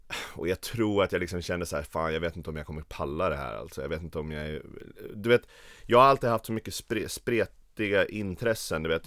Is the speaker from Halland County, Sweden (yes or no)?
no; Östersund, Jämtland, Sweden; moved away as an adult; now in Stockholm, Sweden; jag kommer från Jämtland, Östersund, Åre känner folk det som, men det ligger en timme utanför